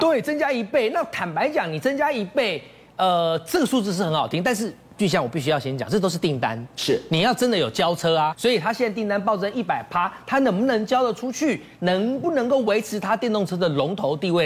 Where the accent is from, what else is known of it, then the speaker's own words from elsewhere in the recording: Taiwan; 用我们台湾话讲